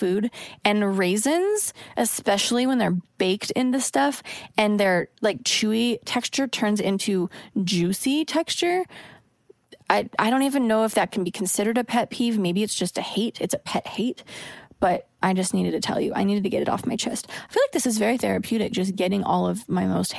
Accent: Oregon, United States; now in Los Angeles, United States; I'm from Oregon, where it's like the land of polite drivers.

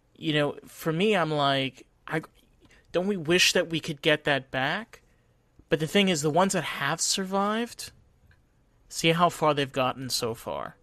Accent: Rockland County, New York, United States; I grew up in Rockland County, New York

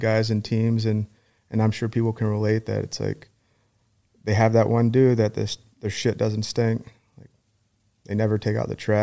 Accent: Virginia Beach, Virginia, United States; also born or lived in Norfolk, Virginia; I grew up, like I said, in Virginia Beach.

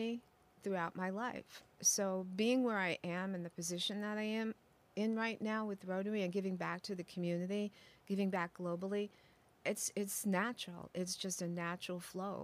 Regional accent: New Jersey, United States; now in Oswego, Illinois, United States; I have been born and raised in New Jersey

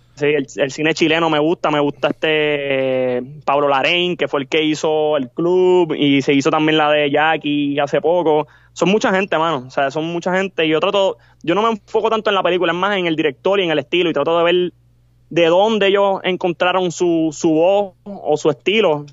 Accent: Puerto Rico; somos latinos también, pero no somos de México, somos de Puerto Rico

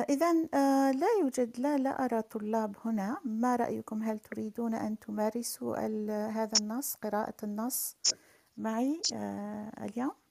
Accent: Algeria; also born or lived in Berkane, Morocco; أنا أنا من الجزائر وولدت في المغرب في الحقيقة ولدت في مدينة بركان

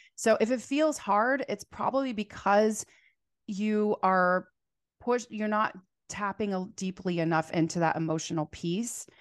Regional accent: Phoenix, Arizona, United States; now in Portland, United States; so I'm from Phoenix, Arizona originally, but I live here in Portland, Oregon.

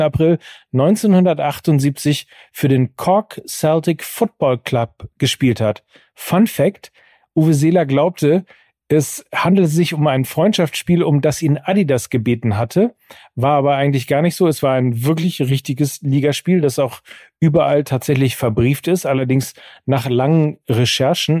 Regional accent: North Rhine-Westphalia, Germany; ich bin ja aus Westfale

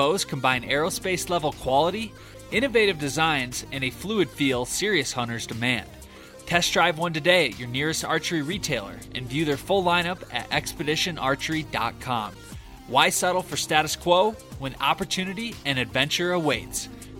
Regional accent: Michigan, United States; now in Colorado, United States; growing up in Michigan, like that's my roots.

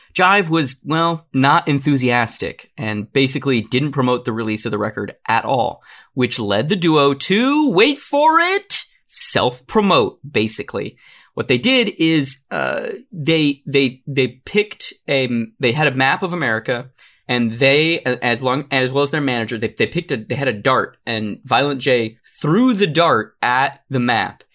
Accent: Arizona, United States; I'm from Arizona

